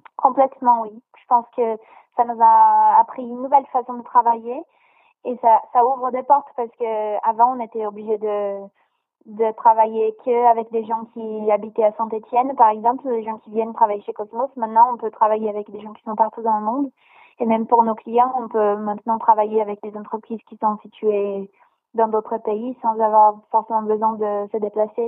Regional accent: Brazil; now in France; je viens du Brésil

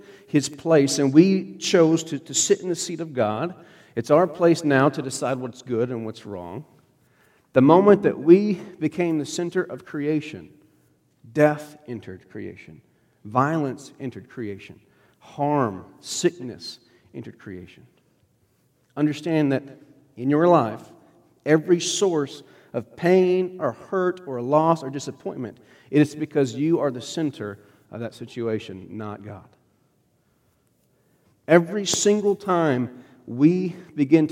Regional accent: United States; I'm American

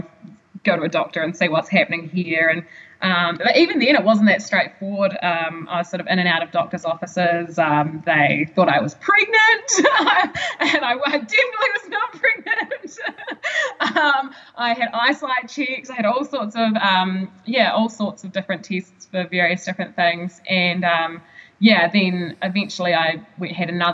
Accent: Gore, Southland, New Zealand; also born or lived in Dunedin; between there and home, I was traveling up and down to see, you know, my GP in Gore

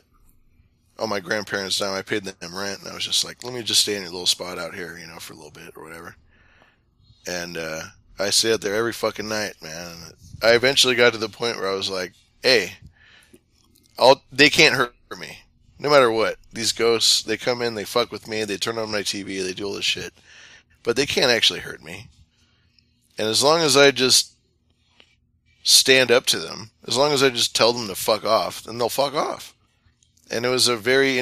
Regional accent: Sacramento River Delta region, California, United States; I grew up in the Sacramento River Delta region

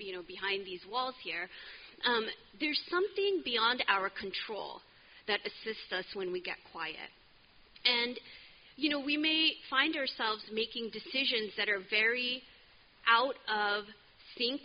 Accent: California, United States; moved away; I'm from California.

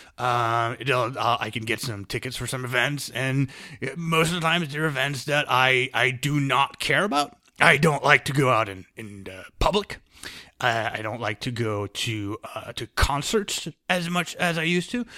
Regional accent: United States; I'm American

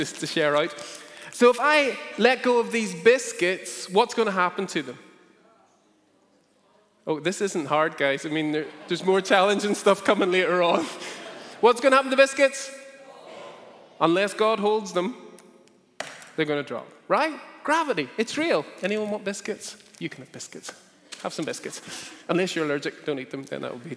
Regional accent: Northern Ireland, United Kingdom; growing up in Northern Ireland

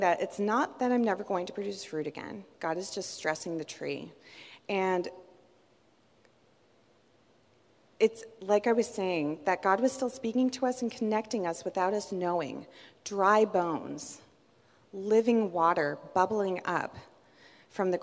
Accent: Southern California, United States; I grew up in Southern California, and at my parents' house, we had fruit trees

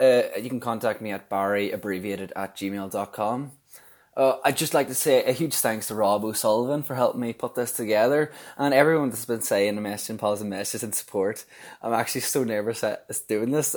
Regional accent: Donegal, Ulster, Ireland; I'm from Donegal

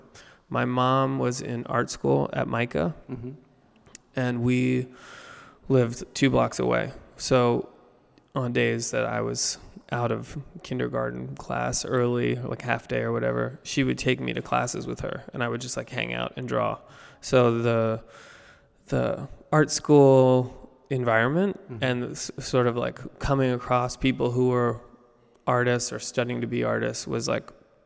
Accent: Baltimore, Maryland, United States; I grew up in Baltimore

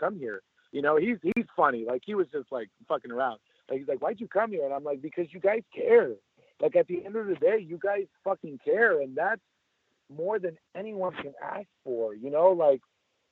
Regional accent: El Monte, California, United States; I'm born and raised in El Monte, California

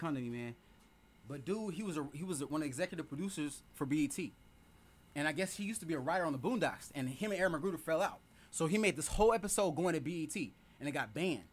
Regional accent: Chicago, Illinois, United States; I'm from Chicago, Illinois, Cook County

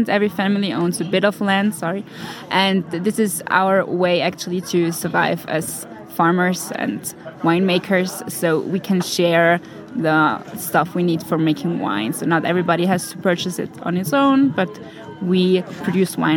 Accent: South Tyrol, Trentino-Alto Adige, Italy; I'm from South Tyrol, and my father and brother they both uh, work in our vineyards, and we produce wine for the community winery in St. Pauls.

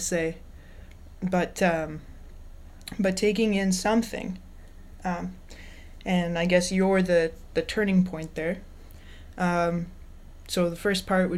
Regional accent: Calgary, Alberta, Canada; now in Victoria, Canada; I'm a singer-songwriter, born and raised in Calgary, Alberta. I live in Victoria, BC

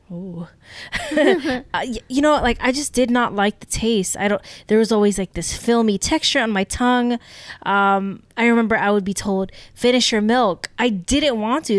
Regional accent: United States; we grew up in America

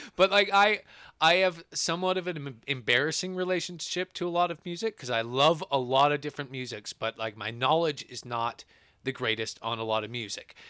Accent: Edmonton, Alberta, Canada; we're from Edmonton in Alberta, Canada

